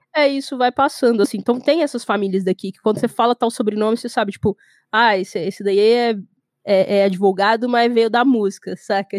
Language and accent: Portuguese; Goiânia, Goiás, Brazil; eu sou nascida e criada em Goiânia, Goiás, no centro do centro do centro do país